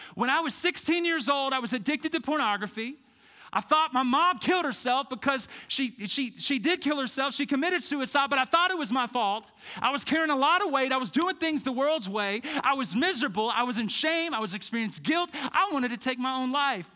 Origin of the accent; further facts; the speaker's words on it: Birmingham, Alabama, United States; moved away as an adult; now in Treasure Valley, United States; I'm from Birmingham